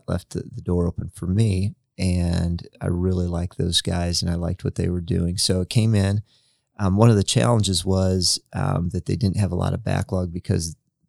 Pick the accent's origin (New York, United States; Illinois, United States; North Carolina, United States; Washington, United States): Illinois, United States; Freeport; moved away as an adult; now in Marion, United States; my hometown is a town that's almost identical to Marion, Indiana. It's called Freeport, Illinois.